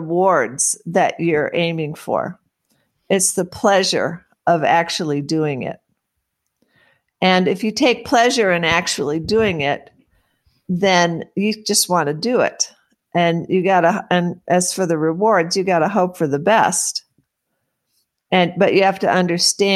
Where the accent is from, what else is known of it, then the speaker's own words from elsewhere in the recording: Webster Groves, Missouri, United States; now in Monterey, United States; I grew up in a small suburb of St. Louis, Missouri, called Webster Groves